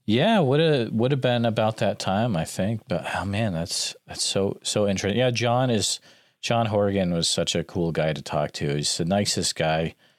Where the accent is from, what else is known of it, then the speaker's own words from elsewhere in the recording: Northfield, United States; growing up in Northfield